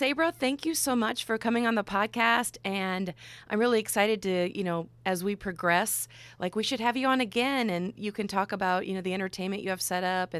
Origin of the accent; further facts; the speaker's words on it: Iowa, United States; I'm from Iowa.